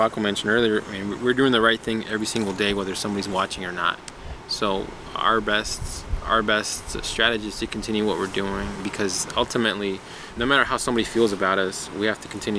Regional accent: United States; I'm just grateful that I'm an American.

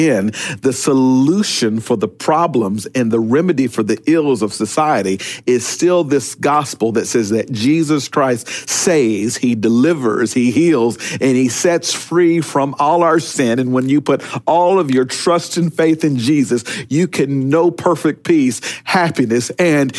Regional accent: Pearl, Mississippi, United States; moved away; back in my neighborhood, growing up in Pearl, Mississippi

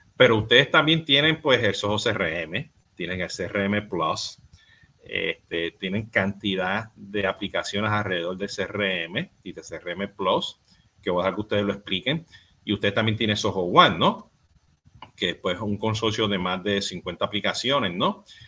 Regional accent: Puerto Rico; yo soy boricua

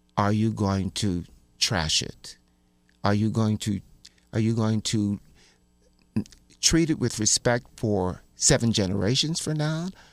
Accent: Baltimore, Maryland, United States; when I was growing up in Baltimore

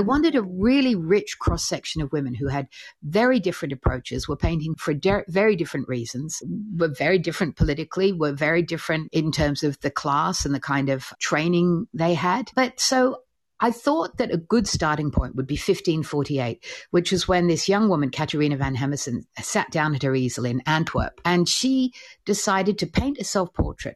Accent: Australia; I'm Australian

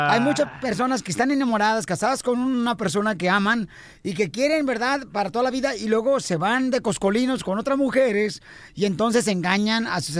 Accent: Nicaragua; Yo soy de Nicaragua

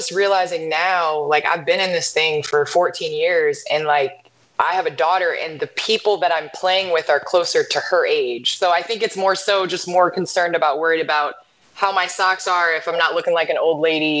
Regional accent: Naperville, Illinois, United States; moved away; I grew up in Naperville, which is western suburbs of Chicago, and I started playing basketball here.

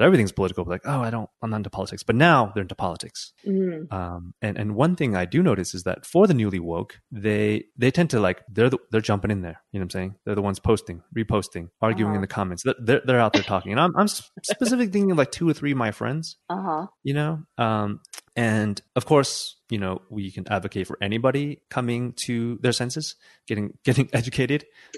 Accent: California, United States; moved away as an adult; now in Mexico

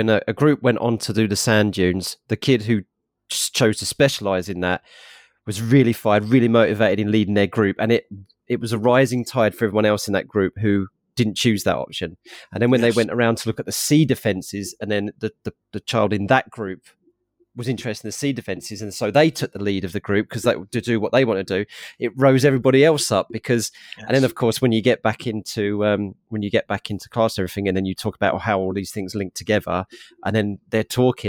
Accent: Harlow, East of England, United Kingdom; I'm an Essex girl, so. Harlow

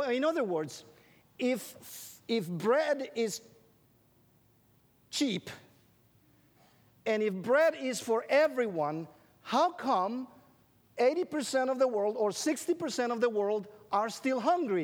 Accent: Guatemala; English is a second language; moved away as an adult; also born or lived in Illinois; I grew up in Guatemala.

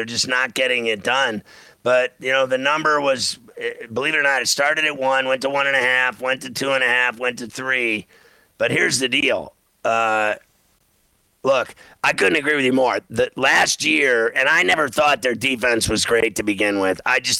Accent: Pittsburgh, Pennsylvania, United States; I come from Pittsburgh

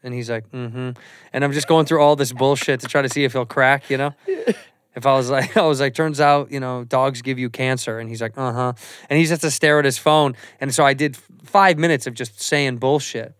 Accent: Chicago, Illinois, United States; moved away as an adult; now in Los Angeles, United States; I'm from Chicago, and I moved to L A twenty years ago

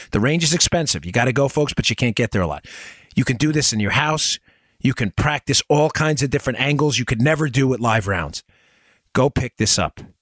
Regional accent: New York City, New York, United States; growing up in Queens

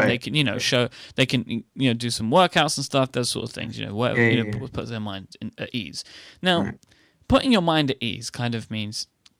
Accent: United Kingdom; We're British.

